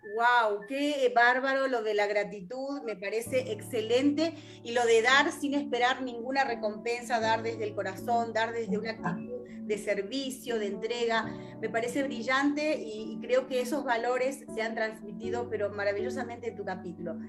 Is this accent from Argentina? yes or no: yes; Argentina; somos argentinas, vivimos en Argentina